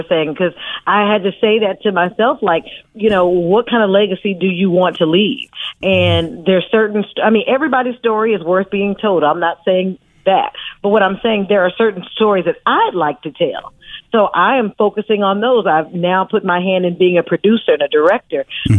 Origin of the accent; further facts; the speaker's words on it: Oakland, California, United States; I'm from Oakland, California. I'm a native of Oakland.